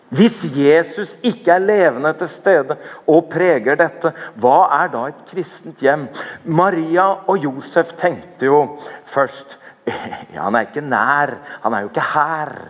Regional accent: Norway; jeg har vokst opp i Norge. Eller jeg er konfirmert.

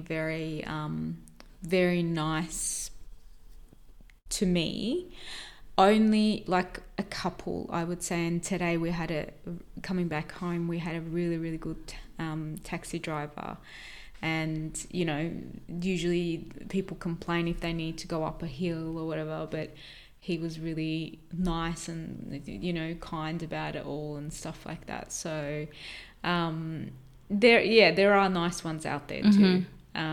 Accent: Australia; we said, Australia

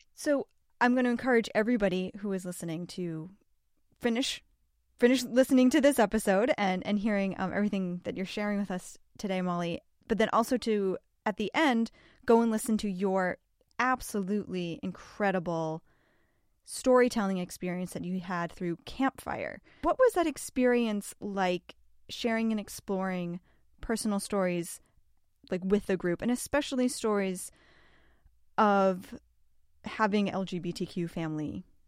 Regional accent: Massachusetts, United States; I grew up in Massachusetts

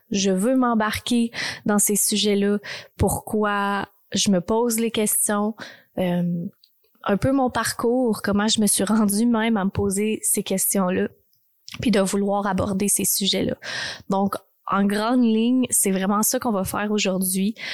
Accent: Texas, United States; Fait que j'ai grandi vraiment au Texas. J'ai vraiment eu des, des moments extraordinaires là-bas.

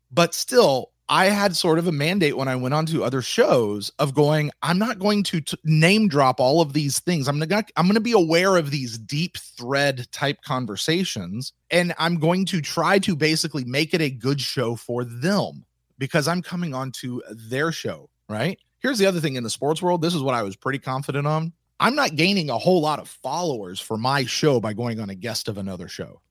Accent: the South, United States; I was raised in the South

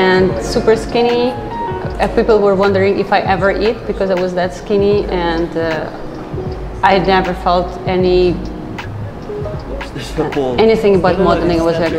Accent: Ukraine; moved away as an adult; now in Philippines; I'm from Ukraine.

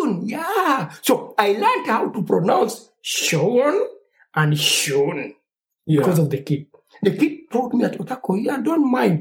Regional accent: Uganda; English is a second language; moved away as an adult; now in Germany; I come from Uganda

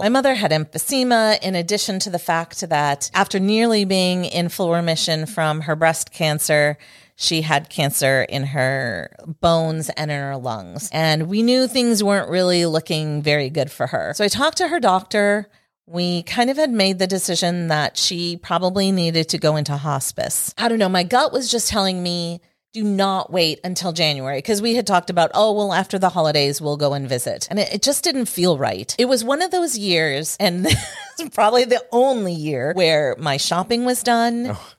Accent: New York, United States; now in Houston, United States; I was born in New York State

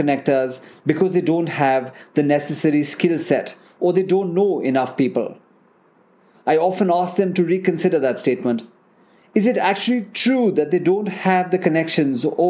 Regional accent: National Capital Region of India, Delhi, India; I grew up in the National Capital Region of India

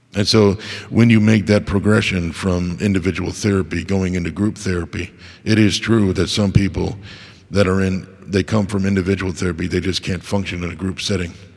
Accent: United States; I was born in America

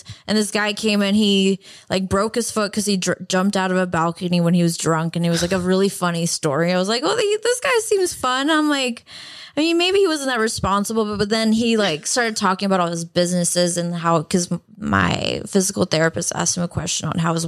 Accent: Canada; now in United States; I am Canadian.

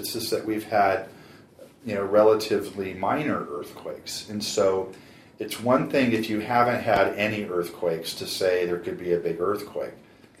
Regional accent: San Diego, California, United States; In San Diego.

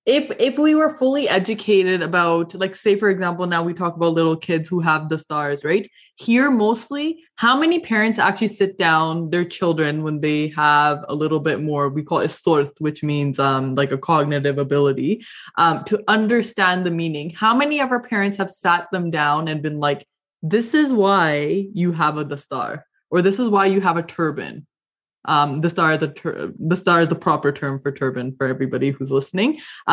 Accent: Canada; as a South Asian growing up in Canada, you have a bit of an identity crisis, right?

